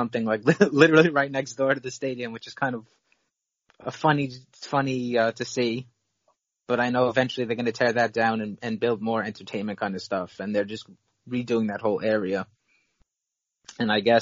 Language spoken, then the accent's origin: English; New York City, New York, United States; As a New Yorker